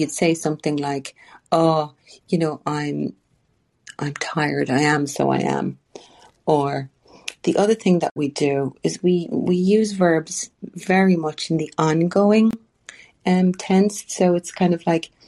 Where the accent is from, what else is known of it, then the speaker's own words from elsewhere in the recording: Ireland; But we as Irish people